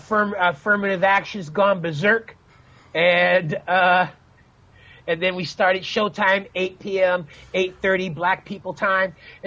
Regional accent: Chicago, Illinois, United States; growing up in Chicago

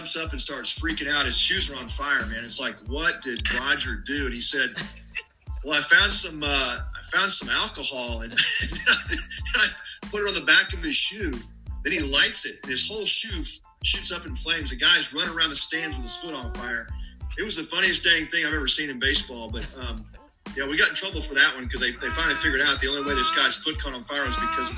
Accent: Texas, United States; growing up in Texas

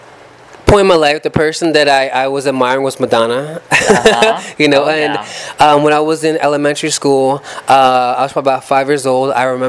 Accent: Philadelphia, Pennsylvania, United States; moved away; growing up in Philadelphia

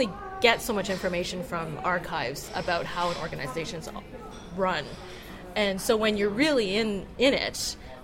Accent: Calgary, Alberta, Canada; moved away as an adult; also born or lived in Montreal, Canada / Oxford, United Kingdom; I grew up in Calgary, Alberta

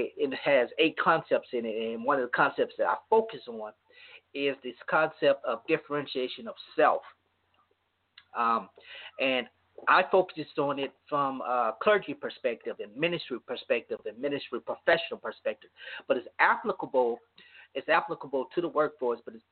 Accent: Louisiana, United States; my hometown in Louisiana

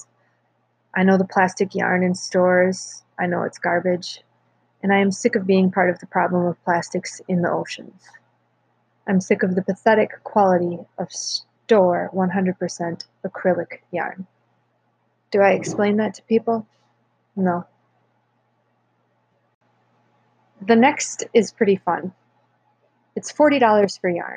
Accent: North Woods, United States; growing up in the North Woods

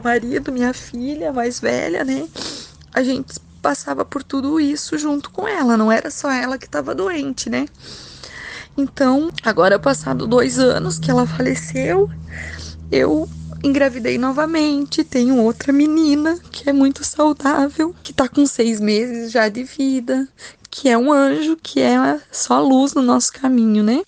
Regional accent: Tunas, Rio Grande do Sul, Brazil; also born or lived in Segredo; sou natural de Linha Nossa Senhora Aparecida, Tunas

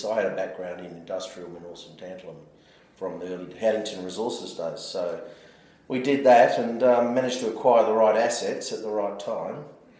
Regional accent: Western Australia, Australia; I grew up in Western Australia, born and bred. So, you know, the family were in the gold fields

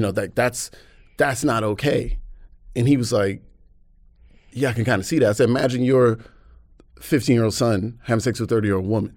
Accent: Atlanta, Georgia, United States; moved away as an adult; now in United Kingdom; I was born and raised in Atlanta.

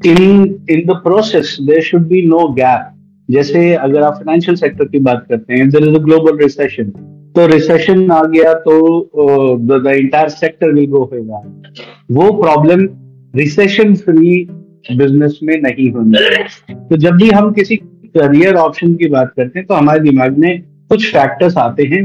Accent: Bihar Sharif, Bihar, India; sir मेरा district है sir Nalanda district है सर और बिहार जी जी मेरा home town sir Bihar Sharif पड़ेगा पर डिस्ट्रिक्ट नालंदा है सर

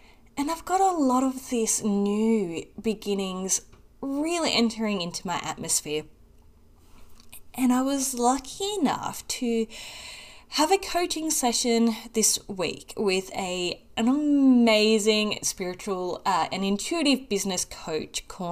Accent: Australia; accent: Australian; I'm in Australia, for those that don't know and couldn't pick up on my accent

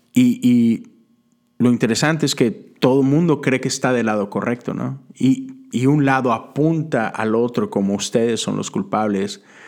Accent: Mexico; Yo soy de México

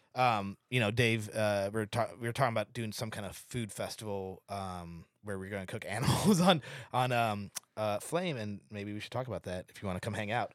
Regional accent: St. Louis, Missouri, United States; now in Seattle, United States; I grew up in Saint Louis where we had, we had a, a thing called Lion's Choice

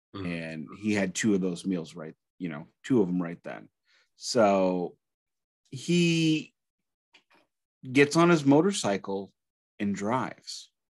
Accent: Alton, Illinois, United States; accent: Midwestern American; also born or lived in St. Louis, Missouri; I was born in Alton, which is just up the road

